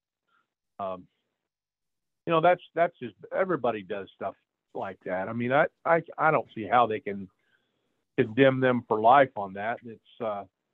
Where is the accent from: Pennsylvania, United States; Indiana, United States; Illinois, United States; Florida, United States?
Indiana, United States; Plainfield; I was born in Indianapolis, but I lived in Plainfield most of my life